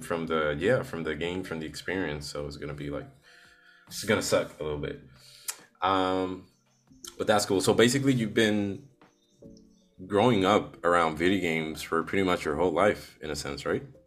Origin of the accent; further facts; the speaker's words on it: Puerto Rico; I'm from Puerto Rico.